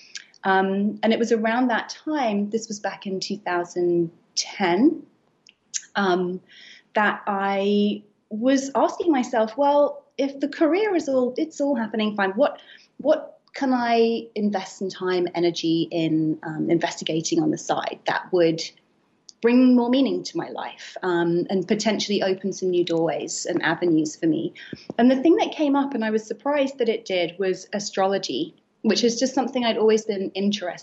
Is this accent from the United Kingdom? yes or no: yes; United Kingdom; accent: British; moved away as an adult; now in New York, United States; I'm British, as you can hear from my accent, and I have been based here in New York for 8 years